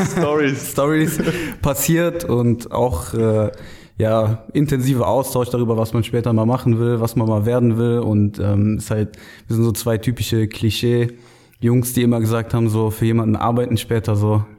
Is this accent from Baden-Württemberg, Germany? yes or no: no; Düren, North Rhine-Westphalia, Germany; also born or lived in Aachen; gebürtiger Aachener, äh, aber in Düren aufgewachsen, im nahen und sehr, sehr schönen Düren